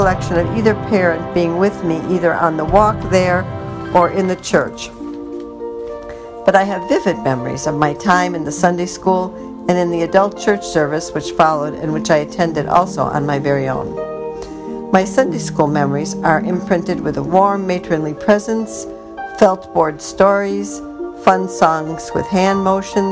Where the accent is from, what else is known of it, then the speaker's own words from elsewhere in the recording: Chicago, Illinois, United States; also born or lived in England; my mom, now a war bride, and I came to the States on the Queen Mary to live with my dad and his Orthodox Jewish parents in the Humboldt Park neighborhood of Chicago